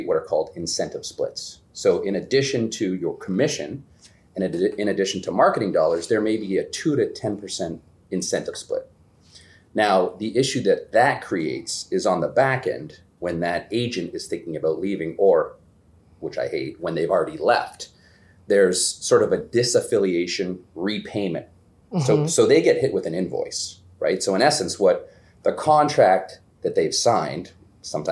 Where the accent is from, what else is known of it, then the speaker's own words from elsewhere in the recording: Toronto, Ontario, Canada; moved away as an adult; also born or lived in Geneva, New York / Manhattan / Vancouver; now in Boston, United States; I grew up in Toronto, I graduated high school there